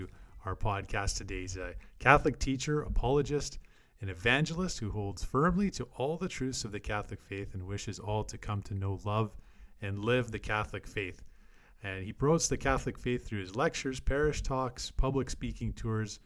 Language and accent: English; Alberta, Canada; Alberta, the province that I'm from Canada